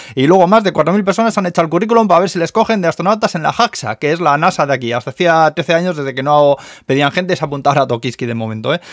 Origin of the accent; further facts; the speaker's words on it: Spain; now in Tokyo, Japan; en mi pueblo en Zaya de toda la vida los hemos llamado nubes